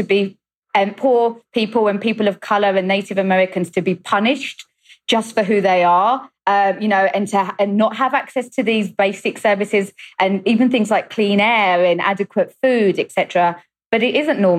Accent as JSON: {"language": "English", "country": "United Kingdom", "moved": "yes", "lives_now": "New York, United States", "said": "I am a British journalist based in New York"}